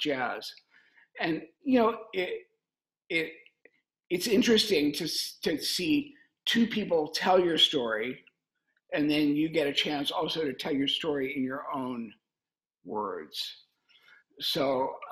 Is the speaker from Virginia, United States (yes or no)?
no; Cincinnati, Ohio, United States; my hometown of Cincinnati